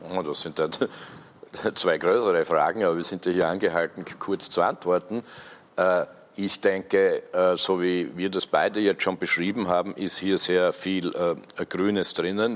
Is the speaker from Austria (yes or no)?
yes; Austria; bei uns in Österreich